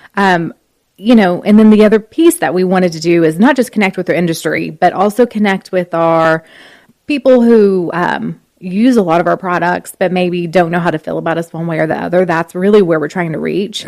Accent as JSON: {"language": "English", "town": "Elgin", "region": "Oklahoma", "country": "United States", "also_born_or_lived": "Lawton, Oklahoma", "said": "I'm from Elgin, yep. Oklahoma"}